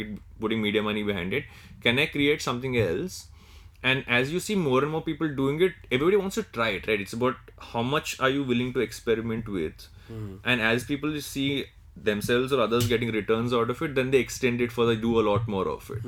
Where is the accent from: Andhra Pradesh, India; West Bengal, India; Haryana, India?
Andhra Pradesh, India; I'm from Andhra Pradesh, right? But I tend to say that I'm South Indian